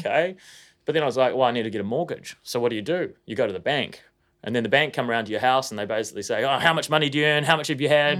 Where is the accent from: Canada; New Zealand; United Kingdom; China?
New Zealand; Auckland; I grew up in Tauranga, which is in West Auckland